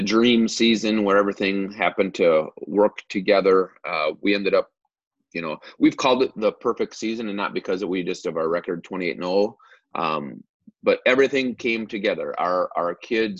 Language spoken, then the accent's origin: English; Cannon Falls, Minnesota, United States; also born or lived in Chaska / Watertown / Eden Prairie; I grew up in Cannon Falls